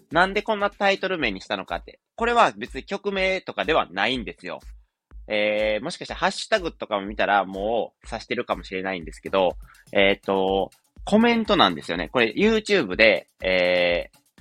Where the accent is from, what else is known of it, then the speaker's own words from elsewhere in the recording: Wakayama, Japan; 地元が和歌山なんですけど、和歌山県民なんで